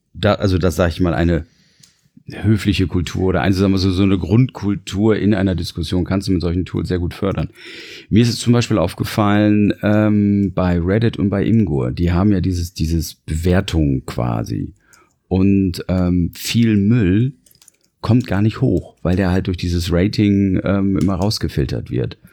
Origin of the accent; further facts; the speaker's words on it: Germany; ich bin Deutscher